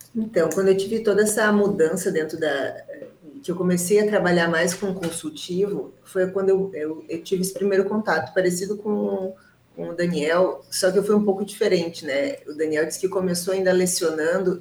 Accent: Rio Grande do Sul, Brazil; eu sou gaúcho

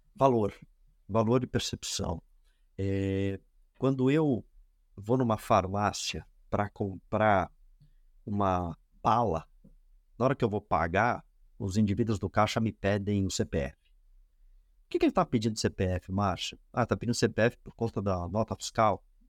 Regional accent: Brazil

